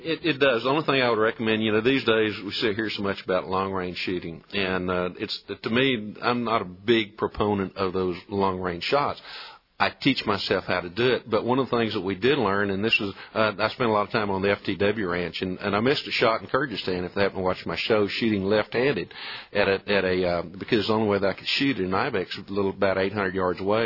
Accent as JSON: {"language": "English", "area": "Colorado County", "region": "Texas", "country": "United States", "tie": "born or raised there"}